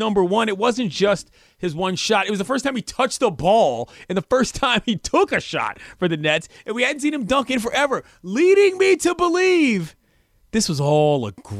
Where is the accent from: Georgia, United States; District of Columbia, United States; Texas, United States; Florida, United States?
District of Columbia, United States; Washington; the daggone Washington basketball team from my hometown